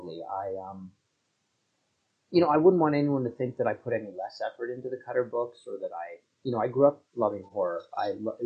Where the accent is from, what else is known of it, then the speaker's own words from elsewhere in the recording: Canada; also born or lived in Toronto; I'm a Canadian writer up here in Toronto, where I live with my family